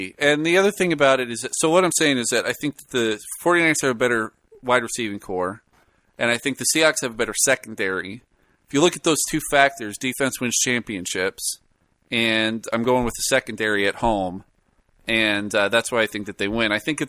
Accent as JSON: {"language": "English", "region": "California", "country": "United States", "tie": "born or raised there", "said": "I was born and raised in the Bay Area, so naturally I'm a fan of the 49ers."}